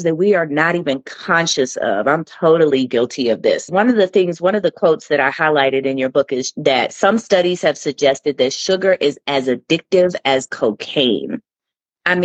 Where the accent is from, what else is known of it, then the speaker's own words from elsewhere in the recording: United States; we as American people living in the United States